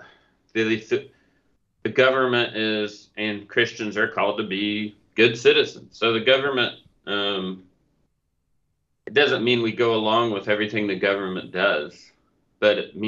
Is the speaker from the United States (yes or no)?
yes; Oklahoma, United States; we're all from Oklahoma